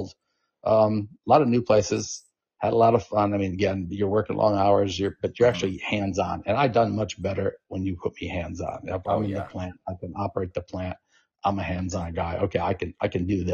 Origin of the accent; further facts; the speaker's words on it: Arizona, United States; moved away; I'm from Arizona.